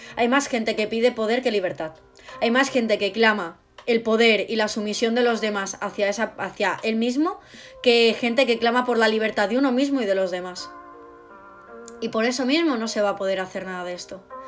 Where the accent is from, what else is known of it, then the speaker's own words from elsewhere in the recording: Spain; yo no soy de otro país, yo soy española, yo hablo de España.